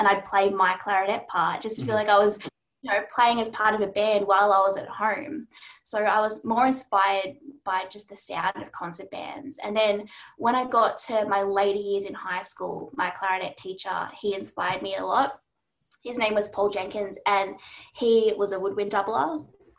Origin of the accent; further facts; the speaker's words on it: Melbourne, Victoria, Australia; I am a clarinetist from Melbourne